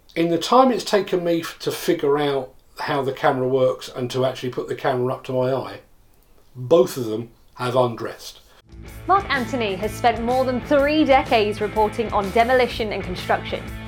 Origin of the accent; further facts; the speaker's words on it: England, United Kingdom; I'm an Englishman